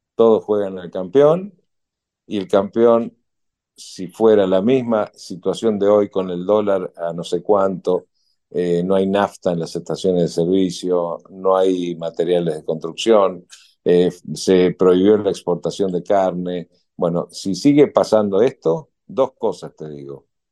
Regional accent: Argentina; merecemos los argentinos

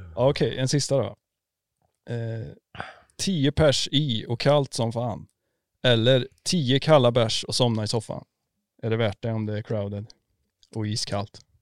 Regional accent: Värmland, Sweden; du är värmlänning precis som jag

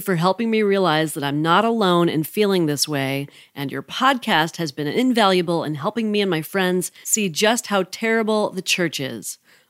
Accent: Utah, United States; To give background on me, I grew up in Utah

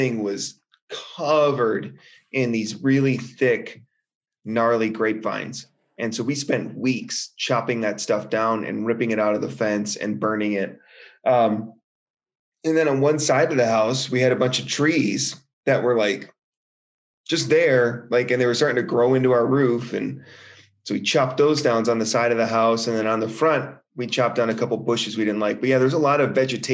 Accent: Wisconsin, United States; growing up in Wisconsin

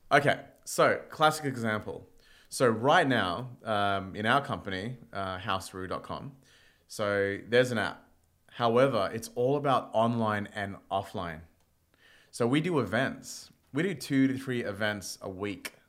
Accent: India; now in Australia; I'm Indian

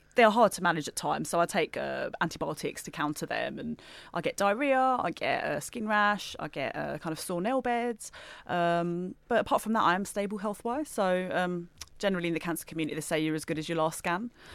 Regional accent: Gravesend, South East England, United Kingdom; I'm from Gravesend in Kent

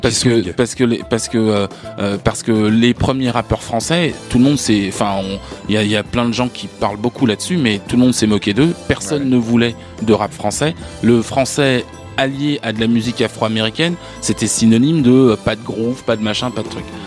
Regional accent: France; nous en tant que Français, on a grandi avec plein d'a priori

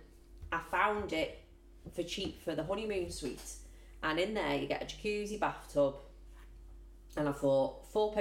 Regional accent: United Kingdom; being British

